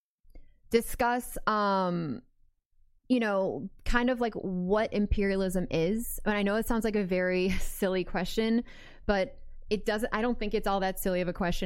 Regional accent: Midwest, United States; I'm just a white girl in America who grew up in the Midwest

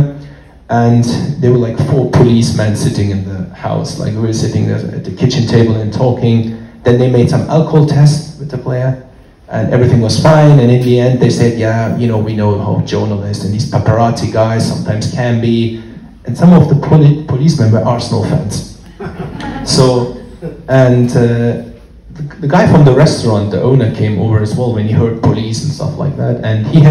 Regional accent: Germany; moved away as an adult; also born or lived in London; I'm born and raised in Germany

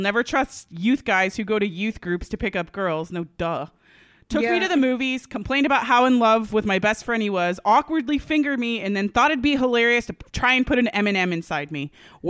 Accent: Australia; I'm Australian. My profile said I was Australian.

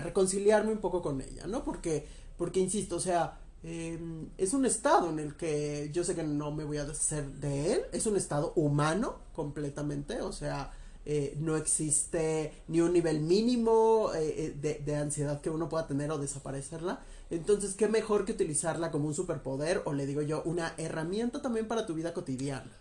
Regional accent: Teotihuacán, State of Mexico, Mexico; moved away; yo soy de esta extinta ciudad de Teotihuacán

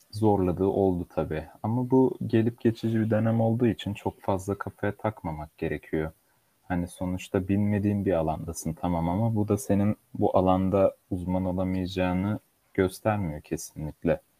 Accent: Turkey; also born or lived in Nuremberg, Germany; 3 Ocak 1999'da Almanya'nın Nürnberg şehrinde dünyaya geldim. Babamın mesleğinden ötürü Türkiye'ye geri dönüş yaptık. Orada yaklaşık iki sene kaldıktan sonra.

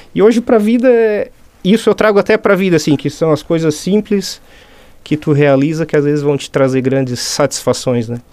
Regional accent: Forquilinha, Santa Catarina, Brazil; moved away as an adult; now in Meleiro, Brazil; sou nascido em Forquilinha mesmo, filho da terra

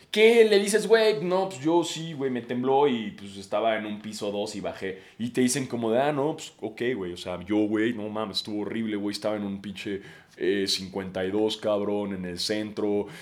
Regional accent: Mexico City, Mexico; somos todos los de la Ciudad de México

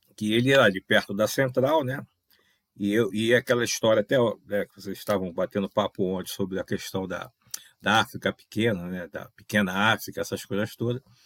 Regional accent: Rio de Janeiro, Brazil; Minha, minha, minha base, né? onde eu nasci, fui criado, onde eu conheço as pessoas ali

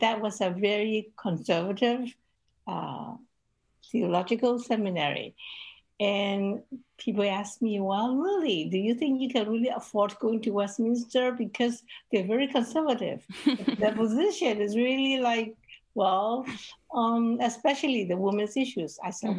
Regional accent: Hong Kong; I grew up in Hong Kong

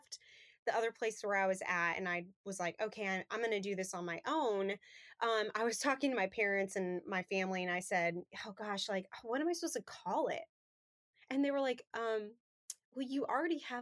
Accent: Colorado, United States; now in Thomasville, United States; Originally, I'm from Colorado.

